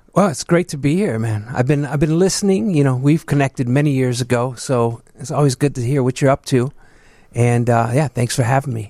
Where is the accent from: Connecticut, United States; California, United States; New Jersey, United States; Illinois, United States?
Illinois, United States; Chicago; also born or lived in Southwest side, Chicago; I'm originally from the southeast side, uh, South Chicago.